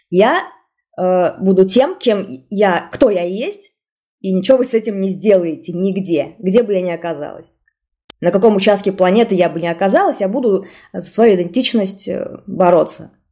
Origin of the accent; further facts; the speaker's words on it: Bashkortostan, Russia; сказать, что я башкирка? Потому что я примерно знала, что в нашем классе преимущественно татар, э, татары и татарки, да, ученики и ученицы. И я помню, что я не сказала, что я башкирка.